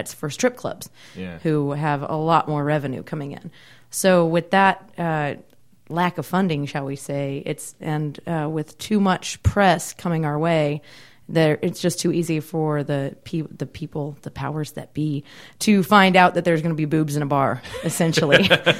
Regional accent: Kansas City, Missouri, United States; also born or lived in Maryland / Texas / Seattle; I guess mostly Kansas City area, because we moved there when I was 10, but I move around a lot. So I've moved since then to Maryland and Texas and Seattle, in that order.

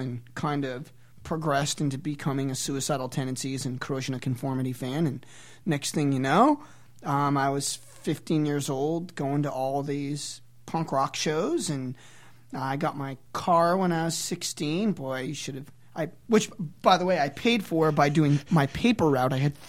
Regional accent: Waterbury, Connecticut, United States; moved away; also born or lived in Lawrence, Kansas; I grew up in the New York hardcore scene back out east. I was born in Waterbury, Connecticut

